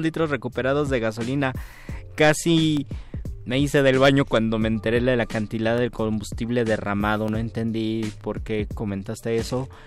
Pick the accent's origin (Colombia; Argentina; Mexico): Mexico; soy mexicano